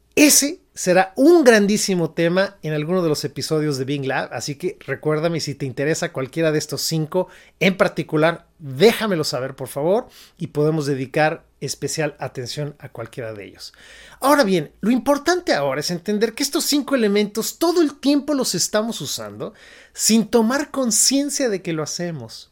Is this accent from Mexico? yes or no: yes; Mexico; moved away as an adult; now in San Francisco, United States; yo me fui de México, yo soy mexicano, y decidí emigrar a Estados Unidos particularmente